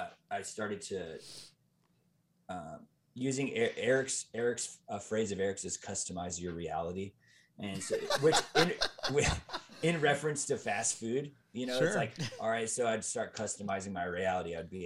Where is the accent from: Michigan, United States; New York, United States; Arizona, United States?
Arizona, United States; Mesa; I'm from Phoenix. Phoenix. I'm from Mesa, actually.